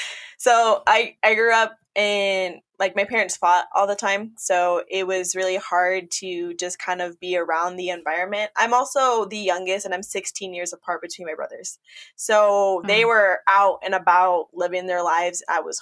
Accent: United States; because I was born in the States. They all immigrated here from Nicaragua.

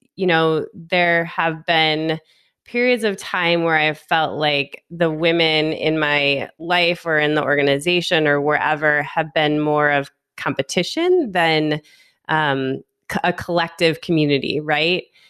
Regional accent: Michigan, United States; now in Las Vegas, United States; I'm from Michigan. I've lived in a handful of other places in the US, and I currently live in Las Vegas, Nevada

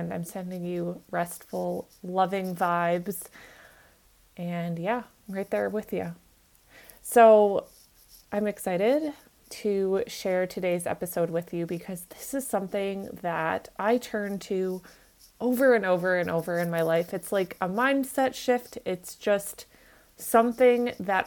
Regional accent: Minnesota, United States; I grew up in Minnesota

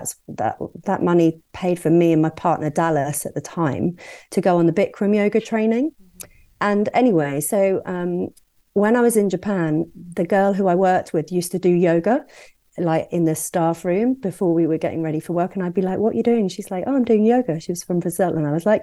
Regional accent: Worcestershire and Wolverhampton, West Midlands, United Kingdom; moved away as an adult; also born or lived in Birmingham / Hong Kong / Brighton; I grew up in Worcestershire and Wolverhampton, lived in Birmingham

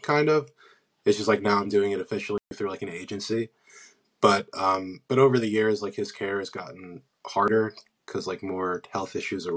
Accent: Pennsylvania, United States; I'm from Pennsylvania. I live in Wynwood.

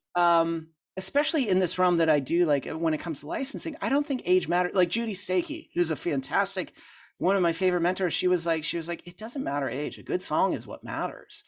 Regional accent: Pittsburgh, Pennsylvania, United States; moved away as an adult; now in Franklin, United States; I grew up in Pittsburgh

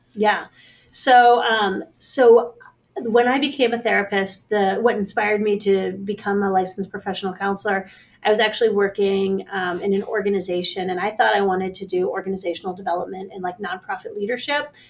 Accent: Pittsburgh, Pennsylvania, United States; I work at the JCC in Squirrel Hill, which um, is also where I'm from in Squirrel Hill. Um, I grew up in Pittsburgh

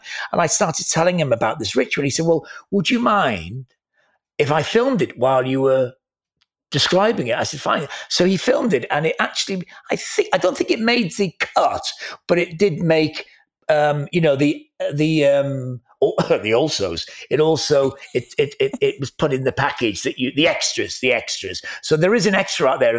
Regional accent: Wales, United Kingdom; I am a Welshman

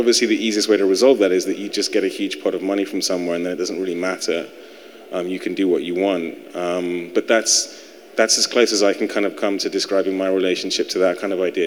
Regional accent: United Kingdom; now in United States; being a European, being British

